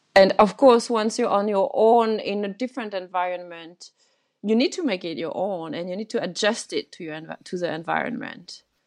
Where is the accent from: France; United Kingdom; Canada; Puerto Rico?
France; growing up in France, in this little family